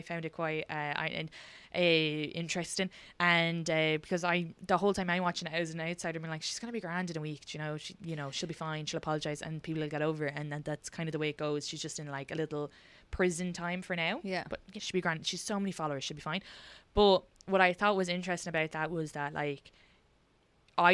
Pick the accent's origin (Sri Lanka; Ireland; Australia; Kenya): Ireland; And I think because it's so funny because we're from Ireland, I don't think that's ever part.